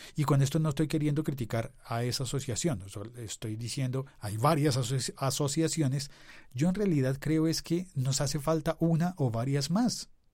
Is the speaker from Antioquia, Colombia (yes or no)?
no; Bogotá, Colombia; el podcast bogotano de mi ciudad